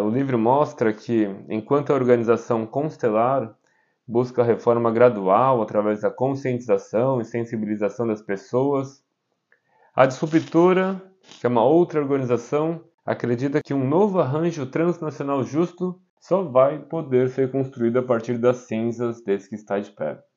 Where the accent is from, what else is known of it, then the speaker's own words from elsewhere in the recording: São Paulo, Brazil; moved away as an adult; also born or lived in Caraguatatuba, Brazil / India / Italy; now in Augsburg, Germany; nasci na cidade de Caraguatatuba, em São Paulo. Sou caiçara, apaixonado pela cultura do litoral, mas cresci e morei na capital durante muitos anos da minha